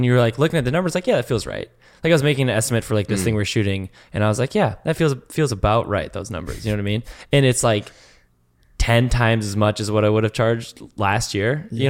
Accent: Canada; I'm from the Great White North, okay?

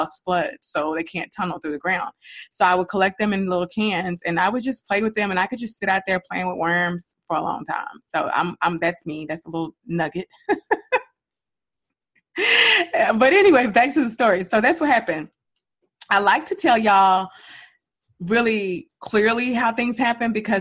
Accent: Dallas, Texas, United States; moved away as an adult; we were raised in Dallas

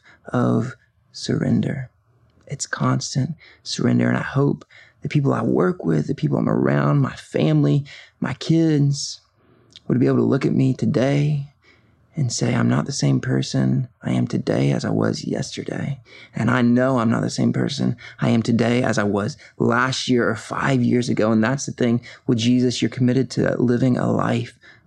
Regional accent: Covington, Georgia, United States; I was born and raised here in Covington, Georgia, and really have been in Georgia most of my life

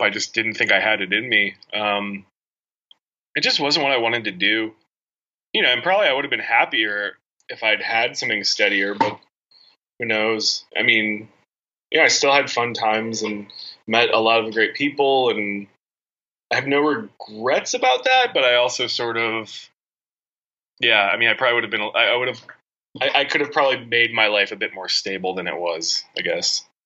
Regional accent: Chicagoland suburbs, Illinois, United States; moved away as an adult; now in New York, United States; growing up in the Chicagoland suburbs, like 18 years

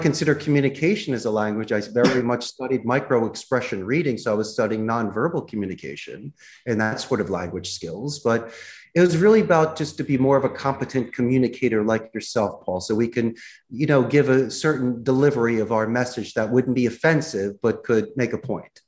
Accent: Philadelphia, Pennsylvania, United States; accent: Philadelphia; moved away as an adult; now in Costa Rica; my Philadelphia accent

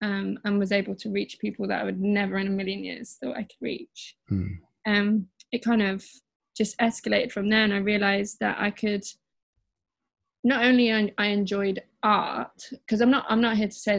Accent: Midlands, United Kingdom; now in London, United Kingdom; Mm-hmm. And I'm 27 from the Midlands, and I currently live in London.

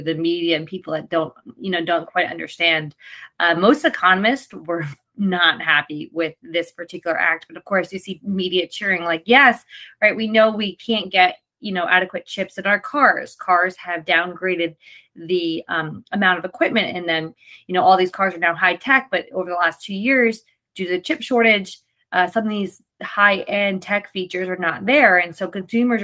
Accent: New Jersey, United States; born or raised there

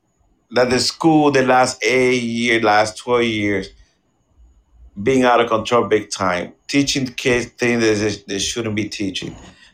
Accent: Puerto Rico; now in United States; I'm coming from Puerto Rico

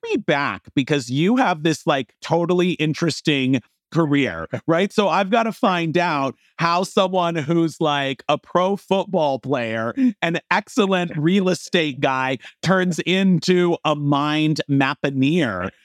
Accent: Los Angeles, California, United States; my hometown of Los Angeles

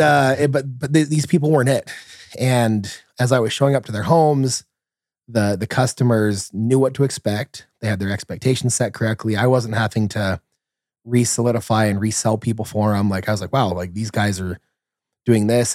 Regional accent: San Bernardino, California, United States; I grew up in San Bernardino, California, so, you know, not the nicest place in the world.

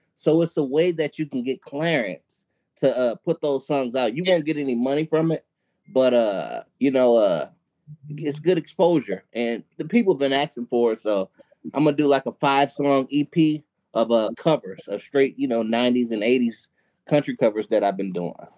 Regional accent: Milwaukee, Wisconsin, United States; I actually live in Milwaukee, Wisconsin. Milwaukee, oh. Wisconsin. Born and raised in Milwaukee

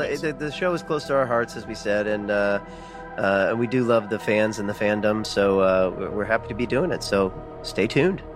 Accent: Columbia, Missouri, United States; moved away; my hometown of Columbia, Missouri

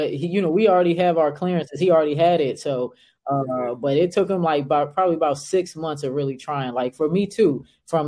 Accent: Arlington, Virginia, United States; growing up in Arlington, Virginia

